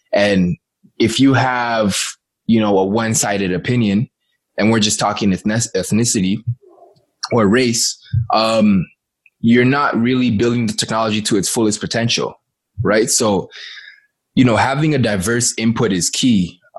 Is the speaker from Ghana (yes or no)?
yes; Ghana; Like, I'm originally from Ghana, yeah.